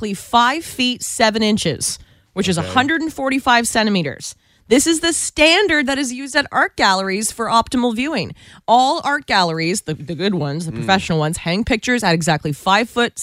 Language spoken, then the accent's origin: English; Guelph, Ontario, Canada; I come from Guelph, Ontario